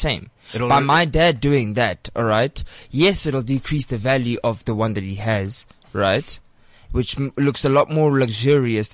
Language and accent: English; Bloemfontein, Free State, South Africa; moved away; I was born in Bloemfontein, Rocklands